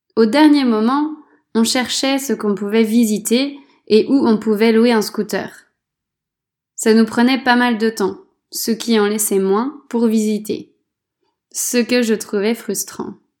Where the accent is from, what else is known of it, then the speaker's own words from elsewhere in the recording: France; moved away as an adult; Depuis que j'ai quitté la France